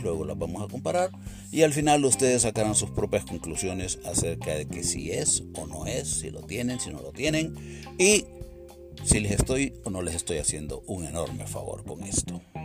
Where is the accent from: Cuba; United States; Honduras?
Honduras; Puerto Cortés, Cortés; moved away; Puerto Cortés, ¿no? Mi sitio donde yo nací y mi pueblo y mi rancho donde yo espero poder volver en algún momento.